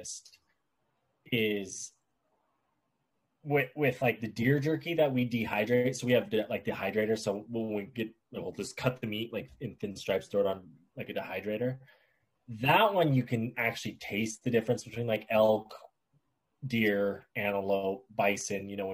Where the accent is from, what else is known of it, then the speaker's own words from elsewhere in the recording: Montana, United States; we're just like from Montana. We're out here on work